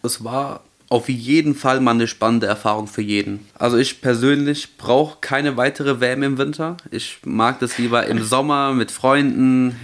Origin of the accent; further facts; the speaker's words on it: Germany; wir kommen eigentlich aus Deutschland